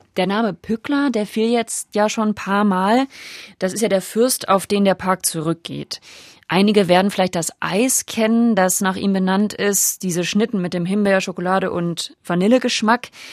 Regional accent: Lower Saxony, Germany; moved away; Ich selbst wohne hier schon seit über zehn Jahren, aber als gebürtige Niedersächsin

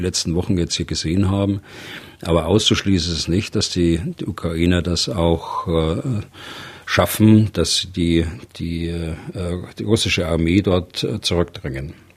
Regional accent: Germany; bei uns in Deutschland

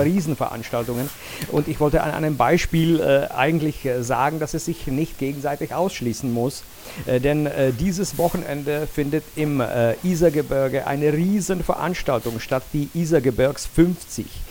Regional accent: Jablonec nad Nisou, Liberec Region, Czechia; in meiner Geburtsstadt Jablonetz

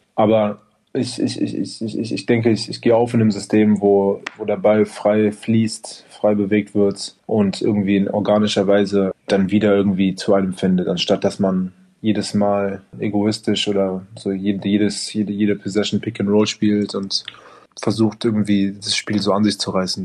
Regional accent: Berlin, Germany; Ich habe halt für einen kleinen Verein gespielt, DBV, direkt in dem, äh, in dem Bezirk, wo ich aufgewachsen bin, mit meinen ganzen Freunden

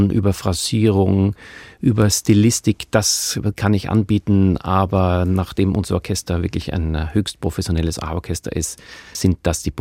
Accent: Steyr, Upper Austria, Austria; born there; In Steyr in Oberösterreich.

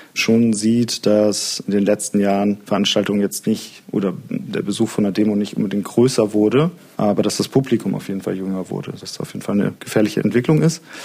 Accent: Solingen, North Rhine-Westphalia, Germany; now in Leipzig, Germany; Ich komme selber aus Solingen und da hatte ich den Eindruck, dass das in der Zeit, als ich in der Schule aufgewachsen bin

